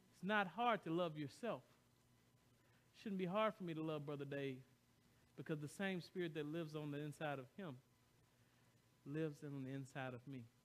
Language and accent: English; the South, United States; now in Royal Oak, United States; I came from the heart of the South.